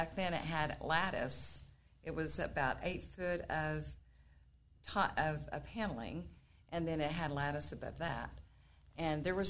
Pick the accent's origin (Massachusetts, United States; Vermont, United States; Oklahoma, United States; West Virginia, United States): Oklahoma, United States; Enid; also born or lived in Texas; now in Guthrie, United States; I'm from Enid